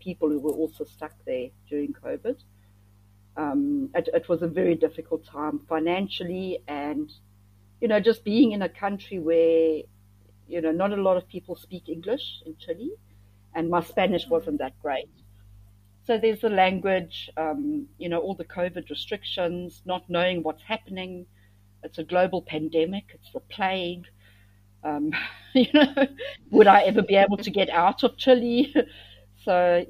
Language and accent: English; South Africa; moved away as an adult; also born or lived in Thailand / Cambodia